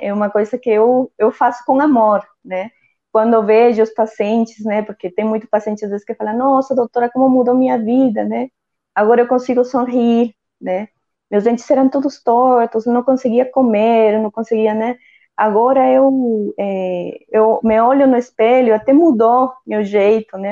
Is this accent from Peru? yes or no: yes; northern coast of Peru, Peru; first language Spanish; Portuguese is a second language; moved away as an adult; also born or lived in São Paulo, Brazil; now in Brazil; morava em uma cidade muito pequena, né, na, no, no, litoral norte do meu país, eu sou peruana.